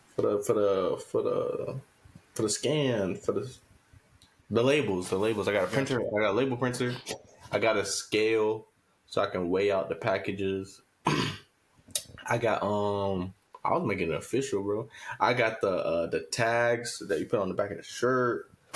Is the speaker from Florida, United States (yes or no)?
yes; Tampa, Florida, United States; also born or lived in Miami, Florida / Riverview, Florida; I was born there. I was raised in like Tampa area, and then we moved down to Riverview when I was twelve